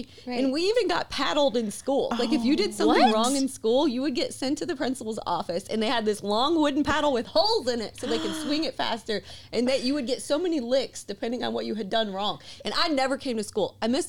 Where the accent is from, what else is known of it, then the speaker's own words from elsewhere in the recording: Mississippi, United States; accent: thick accent; I'm from Mississippi